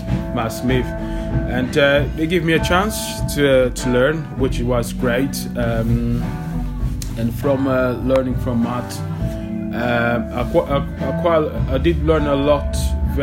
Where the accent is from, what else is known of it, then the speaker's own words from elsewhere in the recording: Paris, Île-de-France, France; moved away as an adult; also born or lived in Portugal; now in London, United Kingdom; I grew up in Paris and grew up in Portugal as well.